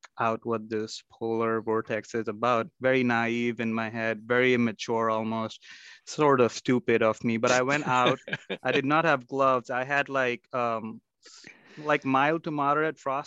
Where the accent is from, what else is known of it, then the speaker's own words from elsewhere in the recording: Mumbai, Maharashtra, India; also born or lived in Chicago, United States; now in Minnesota, United States; I grew up in Mumbai, India, where the weather was 90 degrees and humid for most part of the year.